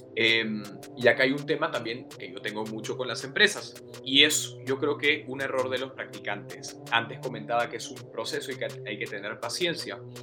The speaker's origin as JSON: {"language": "Spanish", "town": "Trujillo", "region": "La Libertad", "country": "Peru", "tie": "born or raised there", "also_born_or_lived": "Lima", "moved": "yes", "said": "yo crecí en Trujillo y bueno, estudié en Lima"}